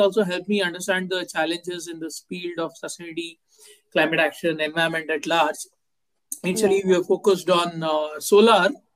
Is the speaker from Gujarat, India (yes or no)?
no; Bangalore, Karnataka, India; I grew up in Bangalore. I did most of my education here.